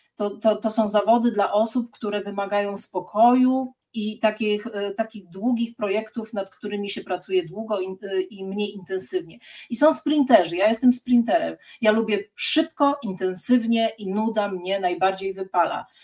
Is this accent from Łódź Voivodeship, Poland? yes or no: no; Sierpc, Masovian Voivodeship, Poland; also born or lived in Gdańsk; now in Warsaw, Poland; Ja jestem z sierpca koło Płocka